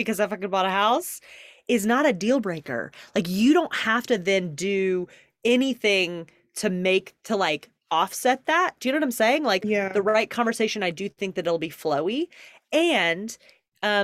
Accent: Deep South, United States; So I grew up in the Deep South

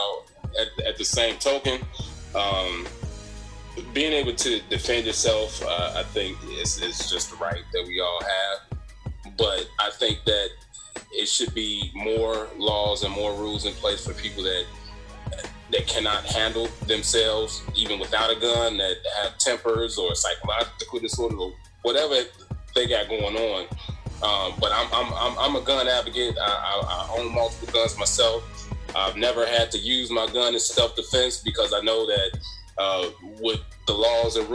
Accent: Chicago, Illinois, United States; now in Ohio, United States; I'm from Chicago, but living here in Ohio now

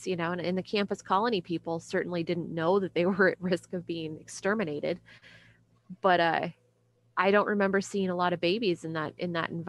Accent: San Diego, California, United States; I'm from San Diego

